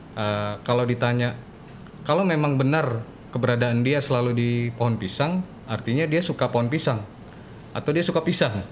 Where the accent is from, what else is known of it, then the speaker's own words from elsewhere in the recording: Palembang, South Sumatra, Indonesia; moved away; di Palembang uh, di kampung halaman saya